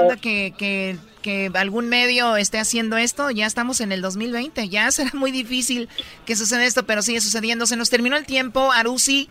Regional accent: Los Altos de Jalisco, Mexico; yo soy de los Altos de Jalisco

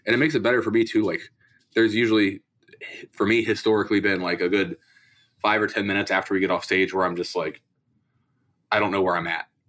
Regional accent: Columbus, Ohio, United States; I'm from Columbus, Ohio

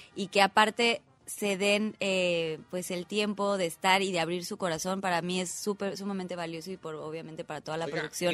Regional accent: Mexico; como mexicanos

